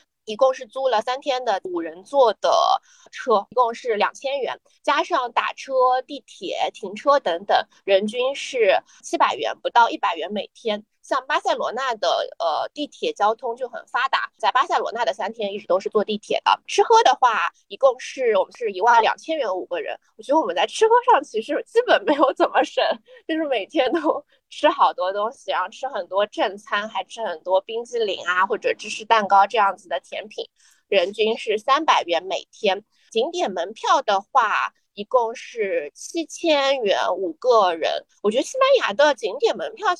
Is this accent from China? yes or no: yes; Shanghai, China; 我是姑姑，我是上海人。